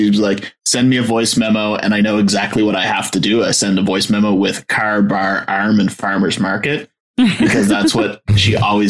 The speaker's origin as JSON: {"language": "English", "region": "Nova Scotia", "country": "Canada", "said": "Because I came from Nova Scotia, I came from like the south shore of Nova Scotia, so fairly strong accents."}